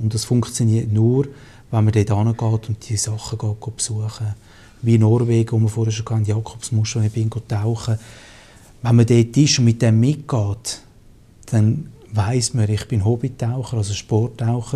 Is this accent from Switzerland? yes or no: yes; Switzerland; als Schweizer